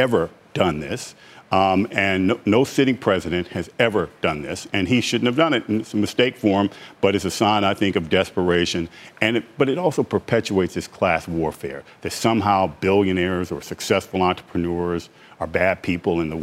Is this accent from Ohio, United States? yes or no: no; Washington, District of Columbia, United States; I'm from Washington, D.C. And I started our company in Washington, D.C.